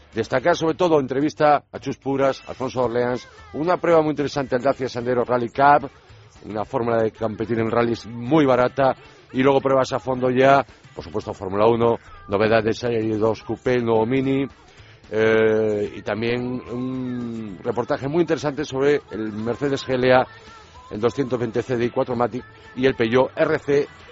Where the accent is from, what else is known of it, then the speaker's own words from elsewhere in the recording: Vigo, Galicia, Spain; now in Madrid, Spain; me voy a ir de Madrid a mi tierra, a Vigo